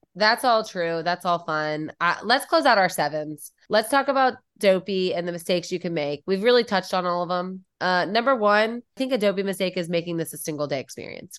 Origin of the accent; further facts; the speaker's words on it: Midwest, United States; I'm from the Midwest and haunted houses are, like, such a thing here